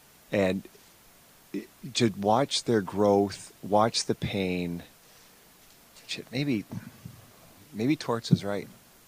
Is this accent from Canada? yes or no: yes; Canada; when you're growing up in Canada